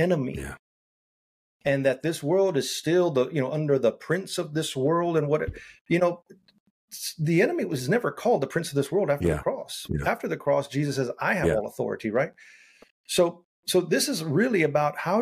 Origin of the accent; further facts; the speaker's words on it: San Antonio, Texas, United States; I grew up in San Antonio, but I'm not fluent in Spanish